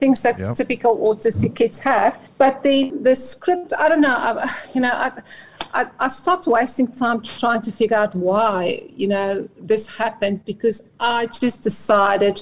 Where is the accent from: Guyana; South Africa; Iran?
South Africa; first language Afrikaans; English is a second language; moved away; I'm Afrikaans, so this English is my second language.